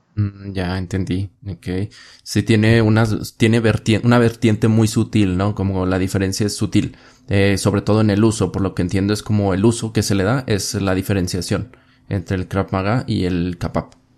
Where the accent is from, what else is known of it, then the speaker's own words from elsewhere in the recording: Mexico; Tú y yo que somos mexicanos, vivimos aquí